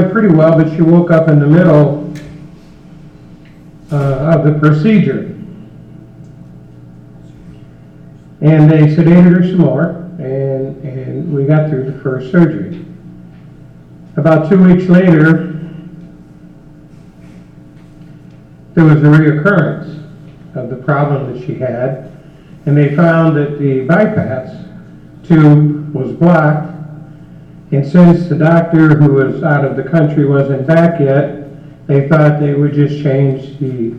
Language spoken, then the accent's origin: English; Indiana, United States; We're from Indiana